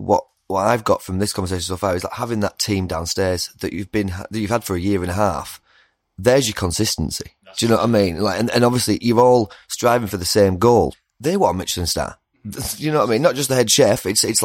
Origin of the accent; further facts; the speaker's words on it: Lake District, North West England, United Kingdom; I'm from the Lake District near Longclume